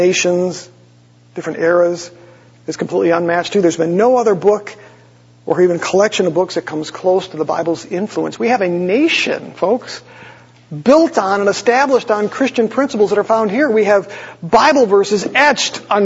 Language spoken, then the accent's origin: English; Green Bay, Wisconsin, United States; I grew up in Green Bay, lived on 21 Patty, you know, on Patty Lane